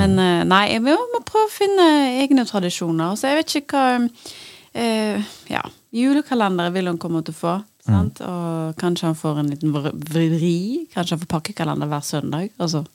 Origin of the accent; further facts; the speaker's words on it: Bergen, Vestland, Norway; som bergenser